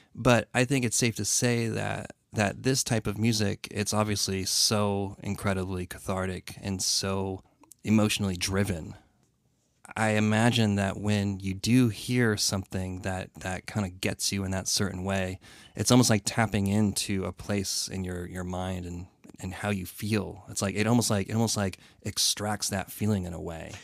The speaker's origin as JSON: {"language": "English", "region": "Connecticut", "country": "United States", "tie": "born or raised there", "said": "growing up in Connecticut, … being a Connecticut band"}